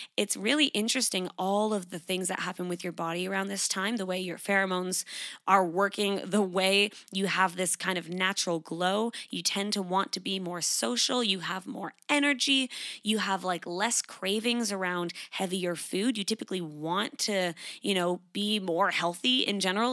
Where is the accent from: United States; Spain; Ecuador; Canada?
Canada; moved away as an adult; now in Sydney, Australia; I grew up in Canada. I currently live in Sydney, Australia. I've been here for four years.